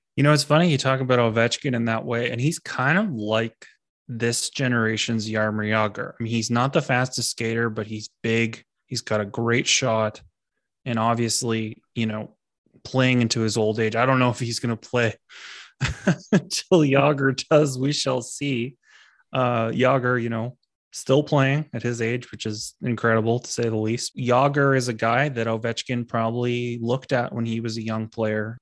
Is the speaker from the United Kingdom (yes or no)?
no; Canada; we're Canadian people